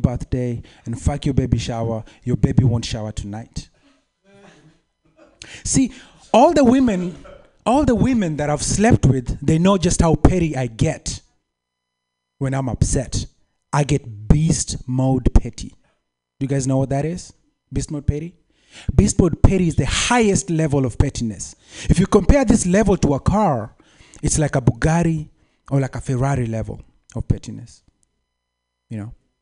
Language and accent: English; Kenya; moved away; I'm from Kenya